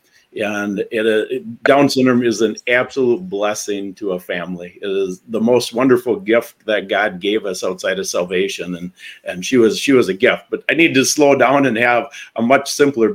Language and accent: English; Wisconsin, United States; I'm from Wisconsin